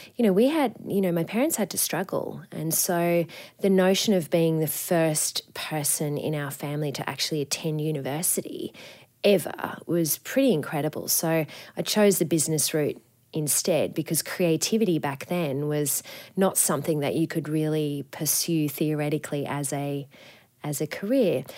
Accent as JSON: {"language": "English", "town": "Coffs Harbour", "region": "New South Wales", "country": "Australia", "tie": "born or raised there", "said": "I grew up in Coffs Harbour on the, the north coast of New South Wales"}